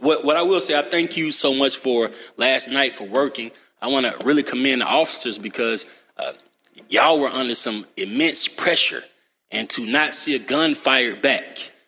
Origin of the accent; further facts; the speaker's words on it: Atlanta, Georgia, United States; I'm from Cleveland Avenue